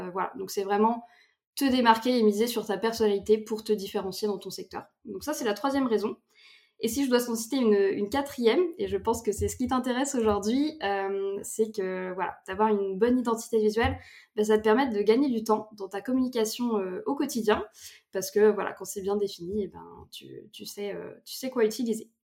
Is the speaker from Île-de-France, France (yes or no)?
no; between Nantes and Angers, Pays de la Loire, France; moved away as an adult; also born or lived in Bordeaux; j'habite du coup entre Nantes et Angers